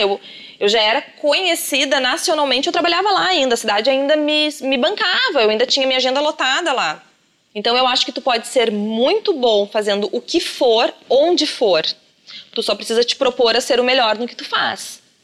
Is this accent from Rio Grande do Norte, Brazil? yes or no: no; São Sebastião do Caí, Rio Grande do Sul, Brazil; moved away; eu sou do interior, eu sou de São Sebastião do Caí, uma cidade bem pequena